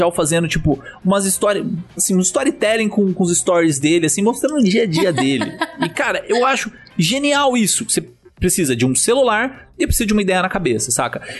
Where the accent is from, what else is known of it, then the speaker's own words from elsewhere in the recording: Brazil; a gente nasceu no Brasil